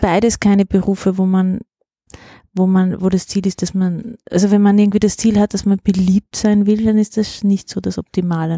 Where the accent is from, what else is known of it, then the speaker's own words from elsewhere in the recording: Kaltern, Trentino-Alto Adige, Italy; moved away as an adult; now in Vienna, Austria; Ich bin aus Südtirol